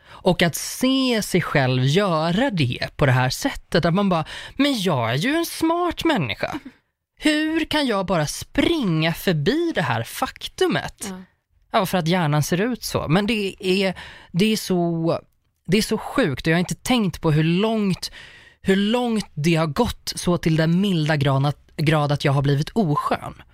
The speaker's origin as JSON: {"language": "Swedish", "town": "Uppsala", "region": "Uppsala County", "country": "Sweden", "said": "jag är från Uppsala"}